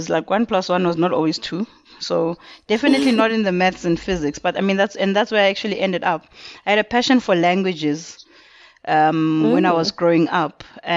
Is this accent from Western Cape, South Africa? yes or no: no; Mpumalanga, South Africa; moved away; also born or lived in KwaZulu-Natal / Johannesburg / North West; I'm originally from Mpumalanga. I was born and I was raised there. I moved around quite a bit. So I lived in KZN for a large part of my life.